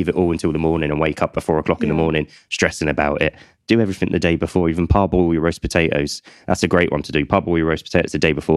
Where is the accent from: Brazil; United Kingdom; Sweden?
United Kingdom; as a British public, me included